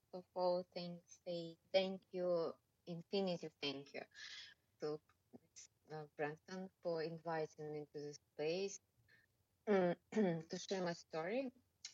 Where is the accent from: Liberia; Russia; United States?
Russia; English is a second language; moved away as an adult; also born or lived in Moscow, Russia; now in Bali, Indonesia; Originally, I'm from Russia, but living in Bali more than.